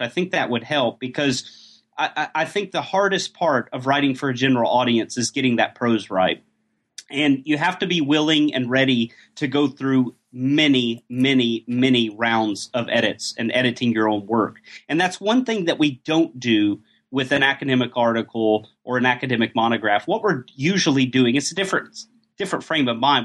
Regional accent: Atlanta, Georgia, United States; moved away as an adult; also born or lived in Oxford, United Kingdom; now in Göttingen, Germany; Georgia's my hometown, by the way, Atlanta, um, Atlanta, Georgia.

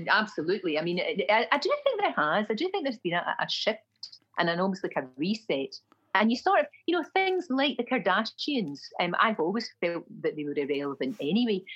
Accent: Glasgow, Scotland, United Kingdom; accent: Glasgow; moved away; My accent was offensive, my Glasgow accent.

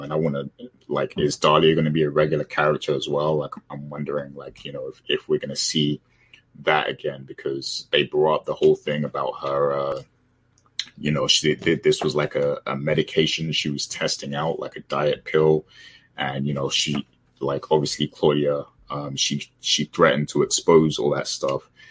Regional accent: Jamaica; as a Jamaican

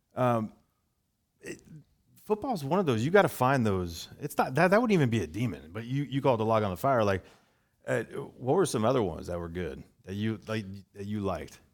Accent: Bay Area, California, United States; growing up in the Bay Area

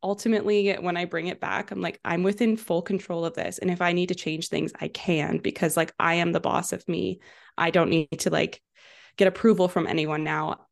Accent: Vancouver, British Columbia, Canada; now in Kelowna, Canada; I grew up in Vancouver, so I moved to Kelowna when I was eighteen for school at U B C Okanagan

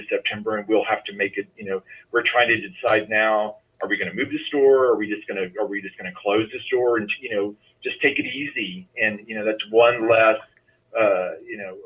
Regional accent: Tennessee, United States; Even when I was growing up in Tennessee, we would drive to Atlanta and go to Lenox Mall.

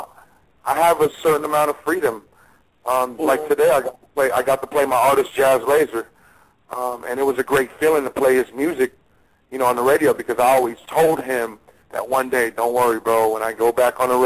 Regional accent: the Bay Area, California, United States; now in Las Vegas, United States; I am from the Bay

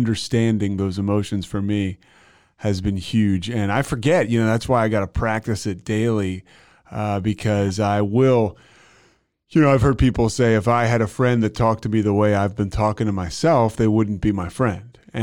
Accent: Philadelphia, Pennsylvania, United States; moved away as an adult; also born or lived in Virginia; now in Austin, United States; I grew up in Philly

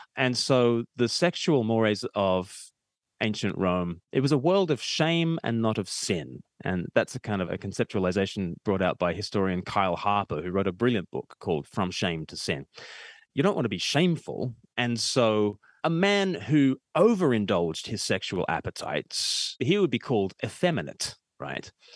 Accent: Australia; I'm Australian

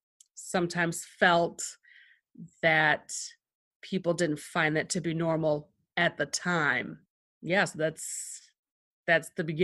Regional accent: Michigan, United States; first language Greek; I am born and raised in Michigan. I grew up in a Greek household. So this is back 70s, 80s. Basically, my house was like a Greek household. We spoke Greek at home. We went to Greek school.

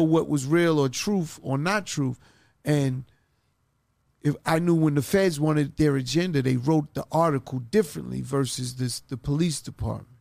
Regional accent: New York City, New York, United States; I'm from Queens

